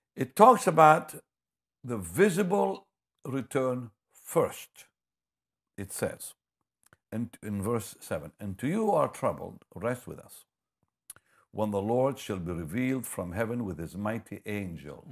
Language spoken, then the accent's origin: English; Israel; moved away; I'm from Israel